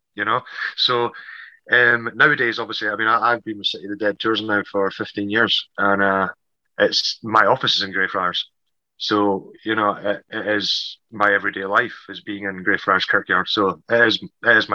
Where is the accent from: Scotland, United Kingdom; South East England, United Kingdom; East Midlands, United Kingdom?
Scotland, United Kingdom; St Andrews; now in Edinburgh, United Kingdom; I'm from St Andrews originally on the East Coast